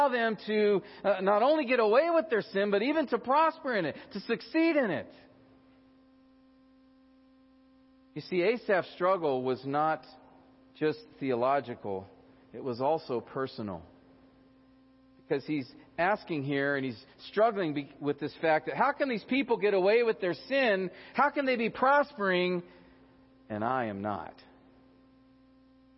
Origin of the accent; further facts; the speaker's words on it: United States; as American Christians